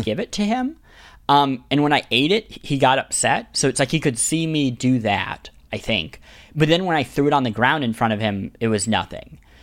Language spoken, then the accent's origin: English; Kansas City, Missouri, United States; the bishop of my hometown, Kansas City